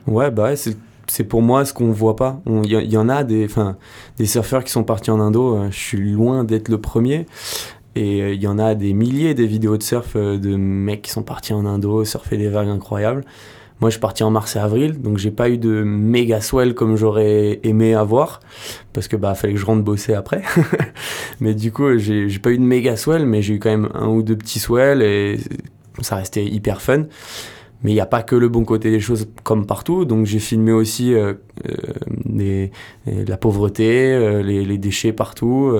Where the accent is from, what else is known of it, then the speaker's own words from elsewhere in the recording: Royan, Nouvelle-Aquitaine, France; now in Landes, France; moi je suis originaire de Royan, je suis un petit gars de Royan qui est venu s'installer dans les Landes.